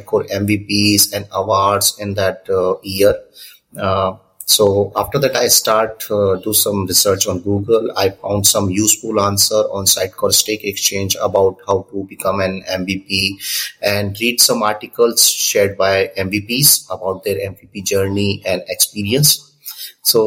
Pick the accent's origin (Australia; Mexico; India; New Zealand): India; Udaipur, Rajasthan; I'm from Udaipur, Rajasthan, India